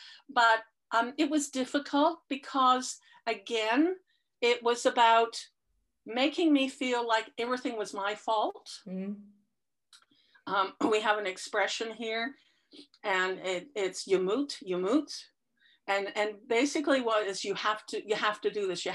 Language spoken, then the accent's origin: English; United Kingdom; moved away; I'm British by birth